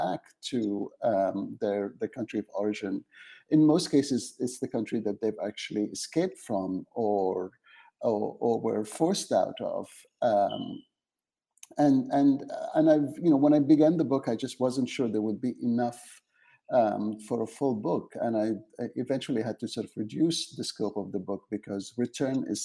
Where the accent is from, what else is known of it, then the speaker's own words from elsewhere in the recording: Aden, Yemen; also born or lived in England; now in Canada; I'm originally from Yemen. I was born in Aden, the south part of Yemen, but my family lives in Sana'a